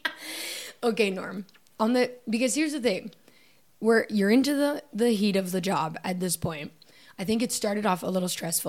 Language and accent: English; Canada; moved away; I think especially us coming from Canada, I think we're a little weird.